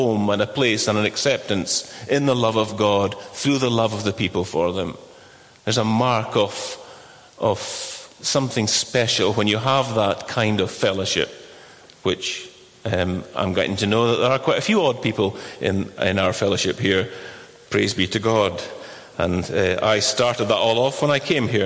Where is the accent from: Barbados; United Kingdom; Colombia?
United Kingdom; Inchture, Scotland; I'm from Inchtewer